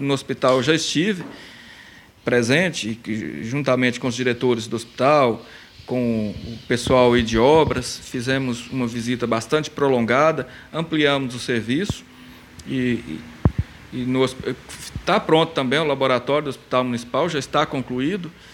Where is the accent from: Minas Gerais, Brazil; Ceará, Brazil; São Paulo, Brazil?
Minas Gerais, Brazil; São Gonçalo do Abaeté; moved away as an adult; now in Rio Paranaíba, Brazil; eu sou de São Gonçalo do Baeté, mas em Rio Paranaíba eu estou há, há 16 anos.